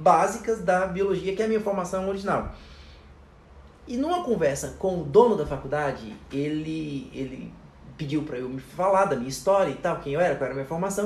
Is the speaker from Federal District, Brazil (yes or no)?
yes; Taguatinga, Federal District, Brazil; also born or lived in Ceilândia / Corumbá, Mato Grosso do Sul; eu nasci é, no Distrito Federal, em Taguatinga, e cresci lá a vida inteira